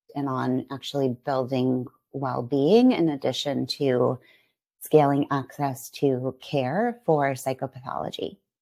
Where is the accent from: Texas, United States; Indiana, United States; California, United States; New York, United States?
California, United States; San Francisco Bay Area; also born or lived in San Diego; I'm from this area, and we wanted to be closer to home